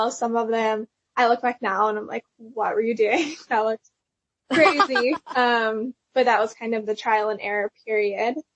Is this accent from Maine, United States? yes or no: no; Pennsylvania, United States; moved away as an adult; now in Nashville, United States; I went to Belmont, which is in Nashville. So that's how I moved from Pennsylvania to Nashville.